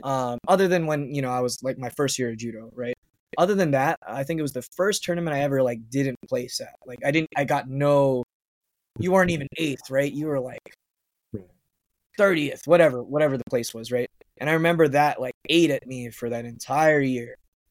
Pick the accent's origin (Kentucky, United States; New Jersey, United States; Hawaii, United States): Hawaii, United States; I can compete at the national level with these guys, even though I'm just from Hawaii.